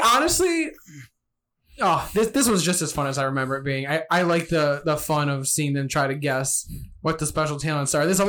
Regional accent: Michigan, United States; I'm not from England. I'm from Michigan.

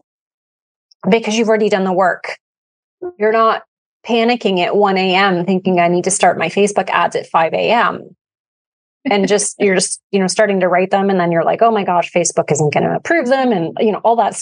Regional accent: Canada; we're Canadian

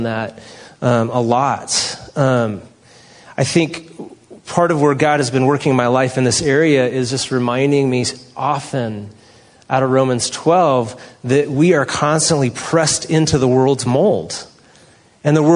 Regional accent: San Francisco, California, United States; moved away; I'm from San Francisco

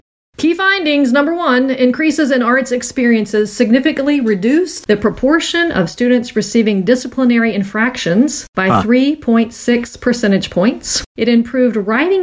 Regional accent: Virginia, United States; my home state

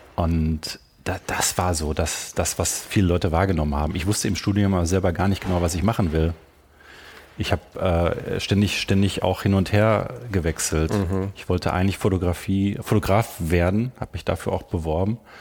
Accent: Germany; moved away as an adult; also born or lived in Vienna, Austria; ich kam ja als, als, als Piefke nach Österreich, nach mhm. Wien

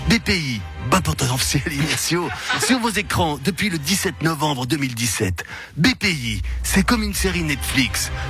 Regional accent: German-speaking Switzerland, Switzerland; Vous savez, moi je suis suisse allemande, je suis un peu crac-crac.

